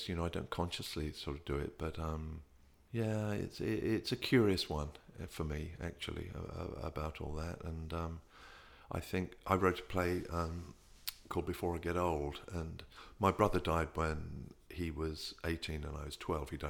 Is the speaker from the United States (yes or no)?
no; England, United Kingdom; growing up in England, you never deal with your